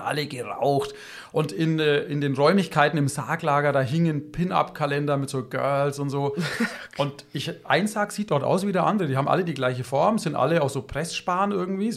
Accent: Germany; bei uns in Deutschland

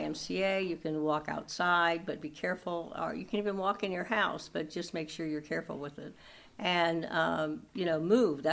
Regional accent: St. Louis, Missouri, United States; moved away as an adult; now in Mexico, Missouri, United States; I'm originally from St. Louis

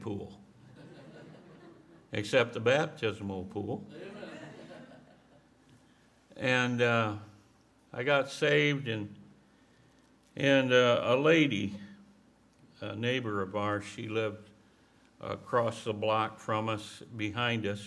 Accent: Mount Pleasant, Michigan, United States; I grew up on a farm in Michigan

